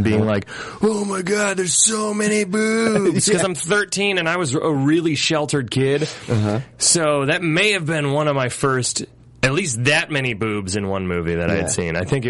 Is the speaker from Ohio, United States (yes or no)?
yes; Akron, Ohio, United States; born or raised there